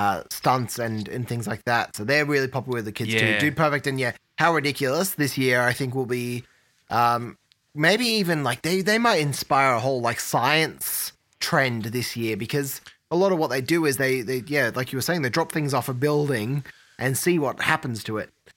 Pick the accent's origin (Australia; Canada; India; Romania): Australia; And being Australian too, I think we'll see that happen.